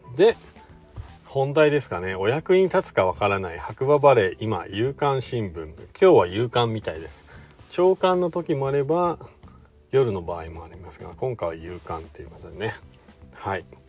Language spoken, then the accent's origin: Japanese; Shizuoka, Japan; now in Hakuba, Japan; 僕の地元の静岡から来たね